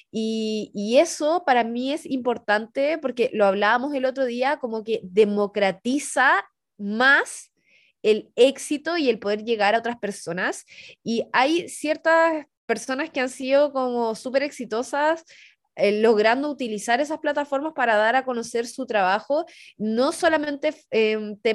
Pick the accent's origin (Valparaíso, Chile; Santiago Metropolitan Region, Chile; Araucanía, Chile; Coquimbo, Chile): Coquimbo, Chile; La Serena; poder llegar desde una región como yo, que soy … de la Serena